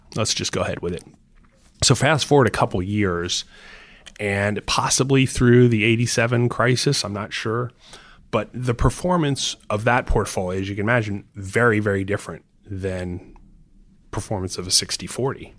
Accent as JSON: {"language": "English", "region": "Florida", "country": "United States", "tie": "born or raised there", "said": "I grew up in Florida"}